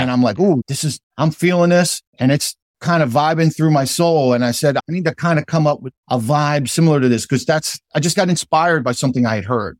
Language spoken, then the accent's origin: English; New Jersey, United States; also born or lived in Philadelphia; I consider myself a South Jerseyan, but I'm also a Philadelphian